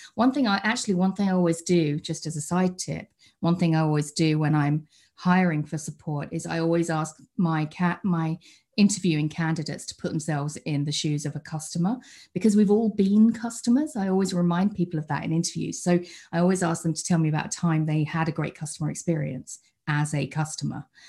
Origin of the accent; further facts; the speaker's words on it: United Kingdom; accent: British; you might be able to tell by the accent that I'm British. I, uh, I live over in the U K